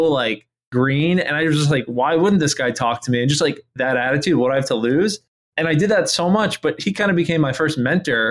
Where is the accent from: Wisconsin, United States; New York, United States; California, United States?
New York, United States; moved away as an adult; also born or lived in North Carolina; where I grew up in New York